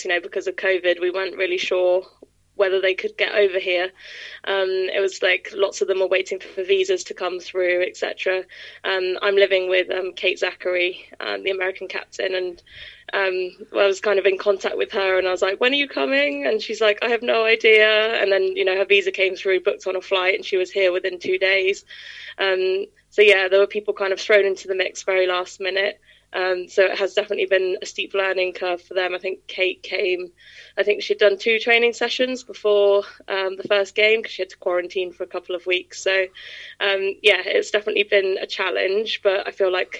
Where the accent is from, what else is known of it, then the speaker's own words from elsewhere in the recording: Exeter, South West England, United Kingdom; I grew up in Exeter, so as soon as I saw that they were finally launching a women's team, it was a no-brainer to move back home again.